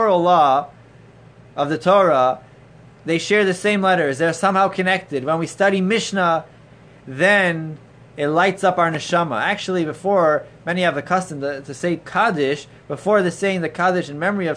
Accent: Toronto, Ontario, Canada; as a child growing up in Toronto

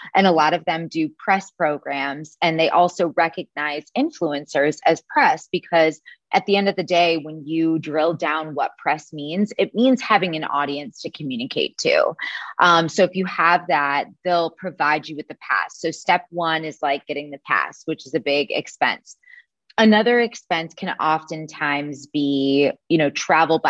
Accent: Chicago, Illinois, United States; moved away; I'm originally from Chicago, Illinois, but I have not lived there since 2010

